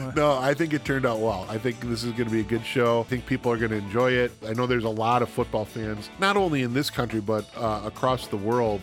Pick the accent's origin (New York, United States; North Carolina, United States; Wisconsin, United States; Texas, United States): Wisconsin, United States; central; I grew up in Wisconsin. I grew up in the central part of the state.